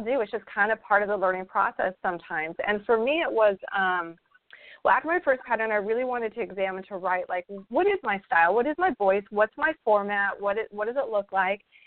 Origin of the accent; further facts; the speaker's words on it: Idaho, United States; also born or lived in California; now in Florida, United States; I grew up in Idaho. I grew up in a lot of snow and we lived in California for a while